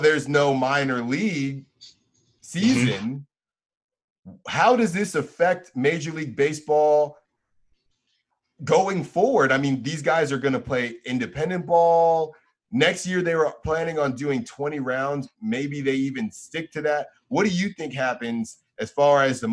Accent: Bay Area, California, United States; also born or lived in Philadelphia; I'm obviously from the Bay Area

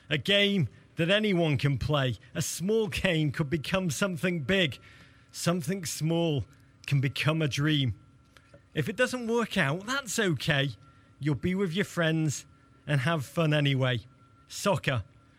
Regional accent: Liverpool, North West England, United Kingdom; I'm from Liverpool, and this passes as a beautiful summer's day.

